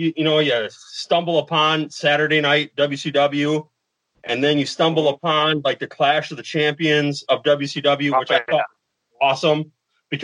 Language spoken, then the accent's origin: English; Green Bay, Wisconsin, United States; growing up in Green Bay here